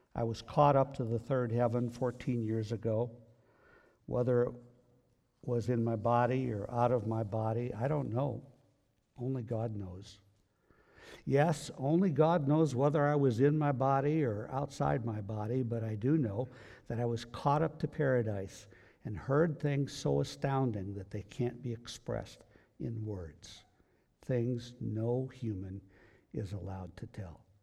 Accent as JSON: {"language": "English", "country": "United States", "said": "we are we are Christians. but we're American Christians"}